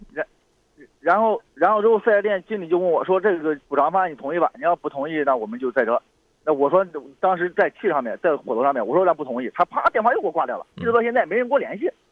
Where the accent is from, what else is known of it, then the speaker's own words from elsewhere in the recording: Xuzhou, Jiangsu, China; 因为我家是徐州的